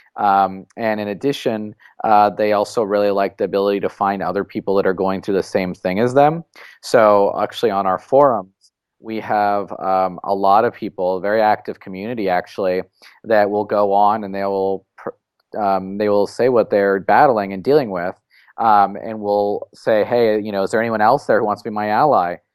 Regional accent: San Francisco, California, United States; I was, uh, born and raised in San Francisco

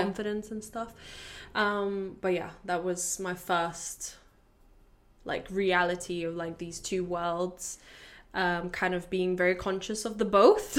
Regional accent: Latvia; moved away as an adult; now in London, United Kingdom; I'm from Latvia

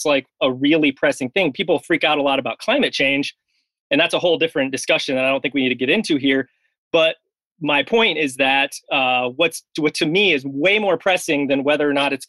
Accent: United States; now in Madison, United States; I'm not from Wisconsin. I grew up mostly in the South and the Midwest. Ended up in Madison, Wisconsin for graduate school.

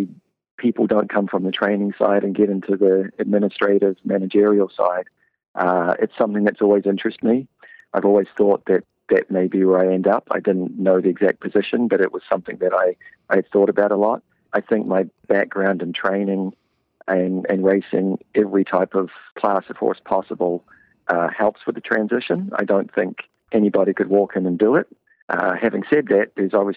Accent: New Zealand; moved away as an adult; also born or lived in New Jersey; now in Canada; I got a job with a stable in my hometown in New Zealand.

